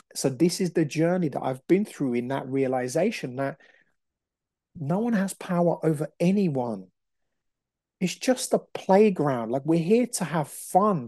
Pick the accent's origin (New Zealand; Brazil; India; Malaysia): Brazil; moved away; I'm Brazilian, so I understand about, you know, the shamanic work. I grew up in Brazil